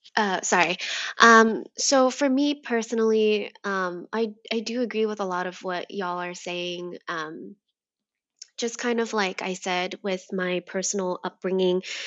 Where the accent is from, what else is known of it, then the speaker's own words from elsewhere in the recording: United States; I am Vietnamese American, um, but I, I was raised here in America